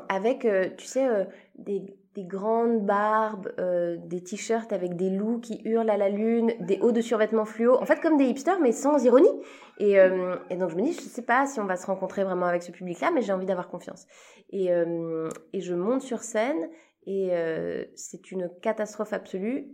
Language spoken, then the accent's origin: French; Switzerland; je suis suisse, euh, j'ai commencé ma carrière en Suisse